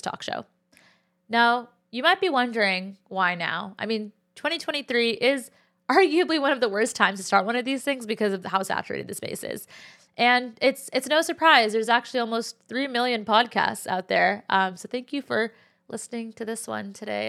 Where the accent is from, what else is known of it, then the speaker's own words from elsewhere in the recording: Cupertino, California, United States; moved away as an adult; also born or lived in Berkeley, California; now in New York City, United States; I'm Pakistani and Muslim and was born and raised in the Bay Area, California. More specifically, Cupertino